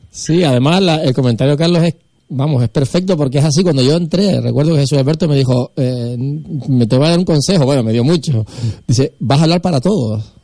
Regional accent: Buenavista del Norte, Canary Islands, Spain; yo soy de Buenavista, es el pueblo al lado de los hilos

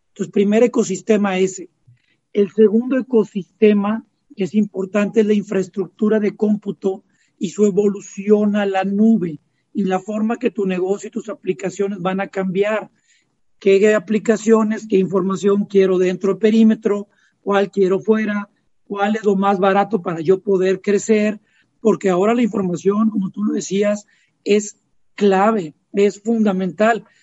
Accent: Mexico; como mexicanos

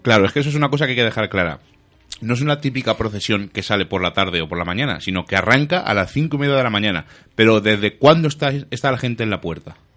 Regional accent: Madrid, Community of Madrid, Spain; nosotros que somos de Madrid

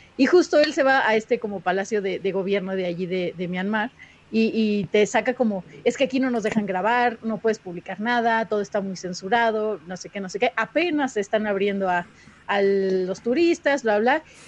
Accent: Mexico; soy de México

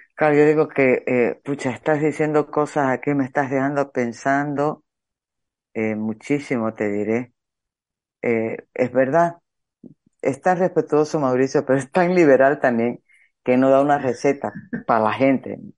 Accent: Santa Cruz de la Sierra, Santa Cruz, Bolivia; soy cruceña

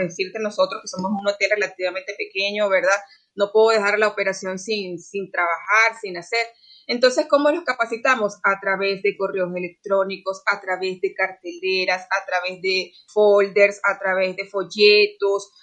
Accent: Venezuela; now in Costa Rica; efectivamente soy venezolana, pero de verdad que aquí me he sentido como en casa

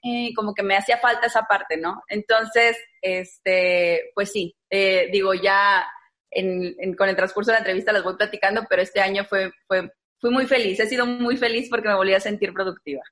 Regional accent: Monterrey, Nuevo León, Mexico; Yo soy regia 100%, de aquí de Monterrey

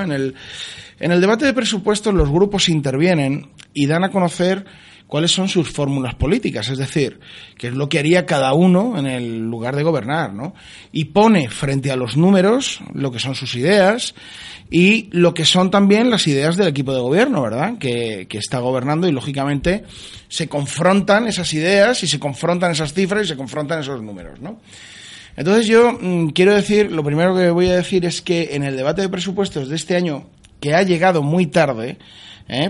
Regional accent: Spain; yo soy un español entre 27 millones

